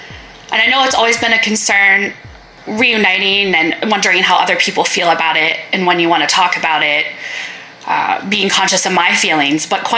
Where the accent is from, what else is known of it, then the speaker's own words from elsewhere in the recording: central Pennsylvania, United States; also born or lived in Busan, South Korea; and then basically grew up in central Pennsylvania. There was not a lot of diversity in the area.